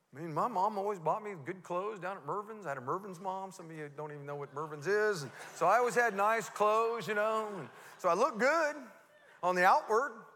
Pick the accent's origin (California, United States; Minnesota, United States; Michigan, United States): California, United States; Modesto; I grew up here in Modesto. I went to Fremont Elementary School, you know, Roosevelt Junior High, uh, Grace M. Davis